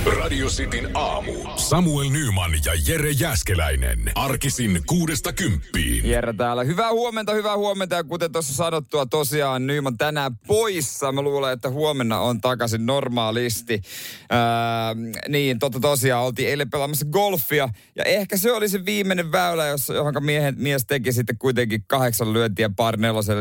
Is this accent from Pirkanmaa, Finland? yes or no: no; Seinäjoki, South Ostrobothnia, Finland; Seinäjoella, mistä mä kotoisin